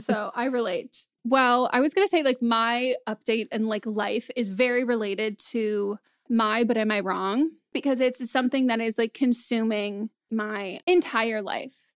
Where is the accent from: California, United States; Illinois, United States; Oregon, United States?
California, United States; Marin County; I grew up in Marin County, like a very expensive place